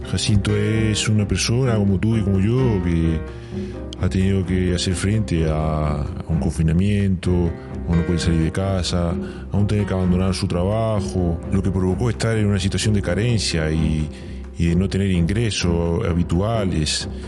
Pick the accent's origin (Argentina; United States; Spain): Spain; Por pues, principio, pues, como cualquier español, cerrar la casa, con la niña, con la mujer, tratando de estar entretenido todo el día.